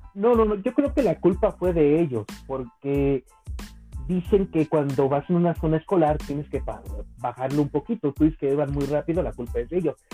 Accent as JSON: {"language": "Spanish", "town": "Cuautitlán", "region": "State of Mexico", "country": "Mexico", "said": "en mi pueblo, aquí en Cautitlán"}